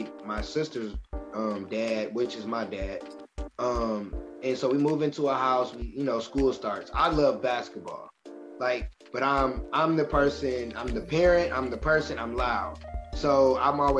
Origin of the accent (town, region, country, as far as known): Michigan City, Indiana, United States; moved away as an adult; now in Indianapolis, United States